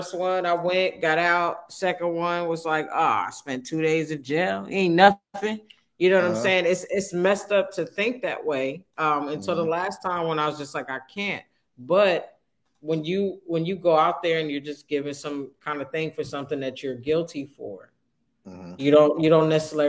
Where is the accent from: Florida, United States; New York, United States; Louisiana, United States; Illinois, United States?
New York, United States; Manhattan; I'm from Manhattan.